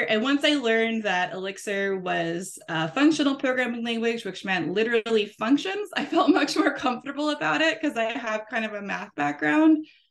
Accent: New Orleans, Louisiana, United States; I'm from New Orleans. Uh, I live here with my kids and my husband.

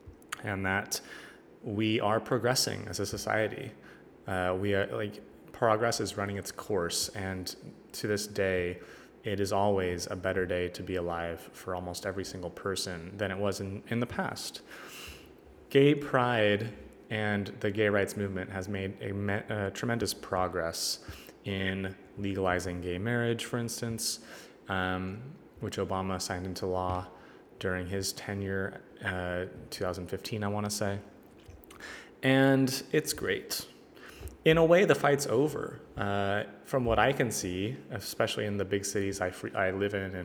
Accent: Northern California, United States; growing up in Northern California

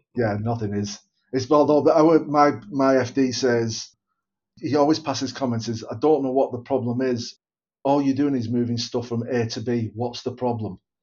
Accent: Bolton, North West England, United Kingdom; Born and bred in Bolton, still live in Bolton

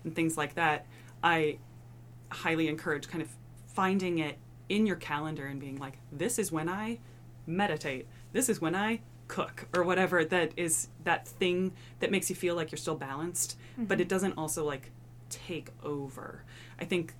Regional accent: Iowa, United States; moved away; an undergrad back in my home state of Iowa

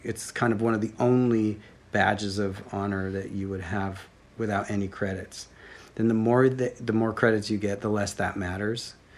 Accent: Bellingham, Washington, United States; also born or lived in Seattle, Washington; I grew up in Bellingham, Washington.

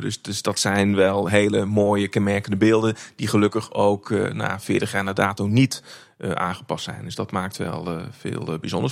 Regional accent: North Brabant, Netherlands; Ik ben opgegroeid in, opgegroeid in Brabant

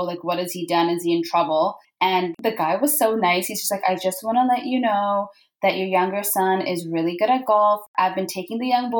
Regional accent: Vancouver, British Columbia, Canada; also born or lived in Karachi, Pakistan / Orlando, United States / London, United Kingdom; So I was born in Pakistan. I moved to Vancouver with my family, so two brothers and parents. When I was about 8 years old, we moved here

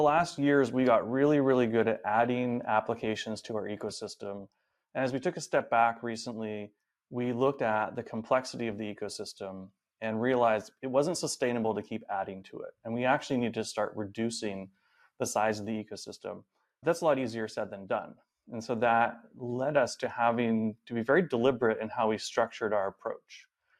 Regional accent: Vancouver, British Columbia, Canada; now in San Francisco Bay Area, United States; So I am originally from Vancouver, Canada, and currently based here in the SF Bay Area.

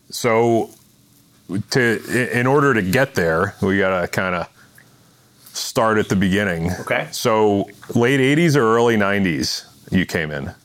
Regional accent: Boston, Massachusetts, United States; now in New York, United States; we both live in New York. I'm from Boston

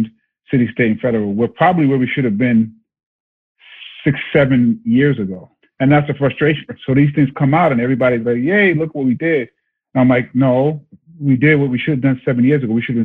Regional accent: New York City, New York, United States; I'm just me from Brooklyn

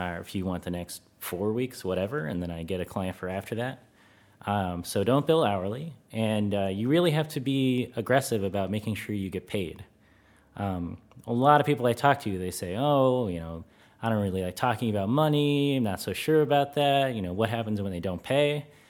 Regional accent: United States; moved away as an adult; now in Netherlands; being an American

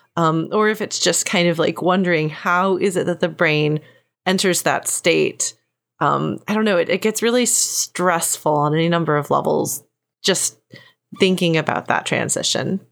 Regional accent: Texas, United States; I'm from Texas where there's a lot of swimming and swimming pools.

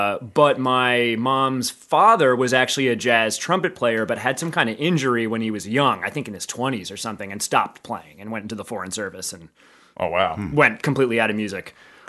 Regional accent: Philadelphia, Pennsylvania, United States; Yeah, Center City, Philly.

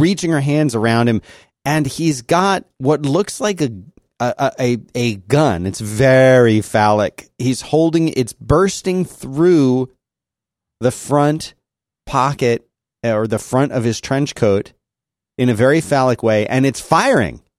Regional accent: Philadelphia, Pennsylvania, United States; growing up in Philadelphia

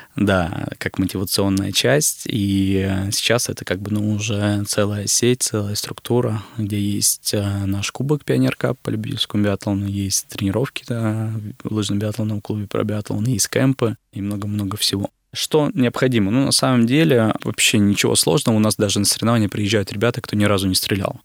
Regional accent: Izhevsk, Udmurtia, Russia; Я сам родом из Ижевска, из Удмуртской республики.

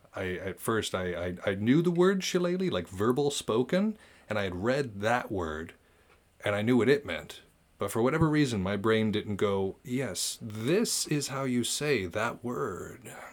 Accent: United States; I'm an American

